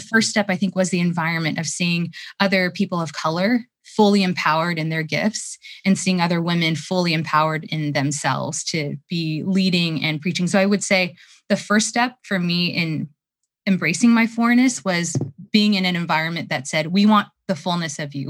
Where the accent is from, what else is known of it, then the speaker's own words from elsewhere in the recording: United States; I'm Korean American.